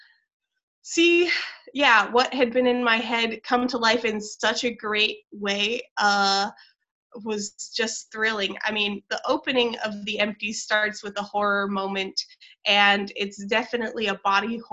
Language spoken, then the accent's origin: English; Michigan, United States; now in Los Angeles, United States; I'm from Michigan